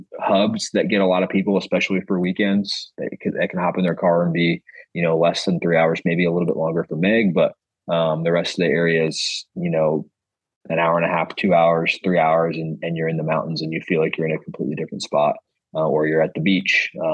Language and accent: English; Raleigh, North Carolina, United States; I grew up in Raleigh.